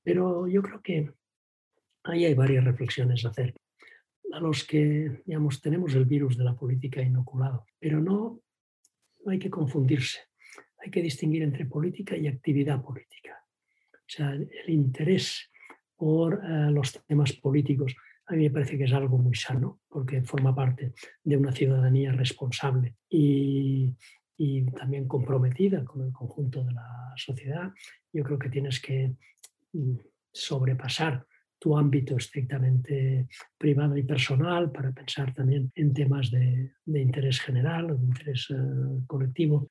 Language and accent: Spanish; Vilanova i la Geltrú, Catalonia, Spain; Mi padre era, era pues, directivo de una empresa en mi pueblo, en Villanueva en la Gentru